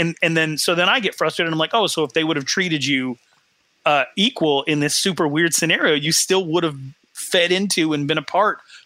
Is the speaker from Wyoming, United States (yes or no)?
yes; northern Wyoming, United States; my hometown in northern Wyoming, super small town